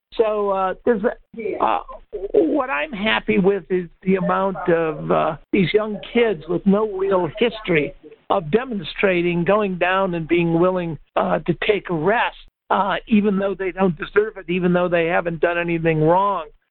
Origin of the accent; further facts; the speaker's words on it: Detroit, Michigan, United States; moved away; I'm originally from Detroit